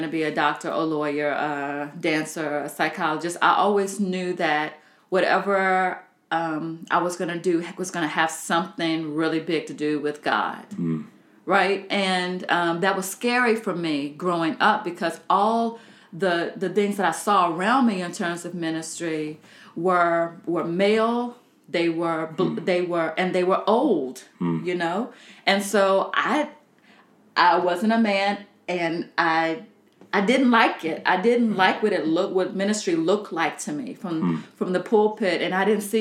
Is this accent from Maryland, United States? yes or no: no; Southern Virginia, United States; I'm from Southern Virginia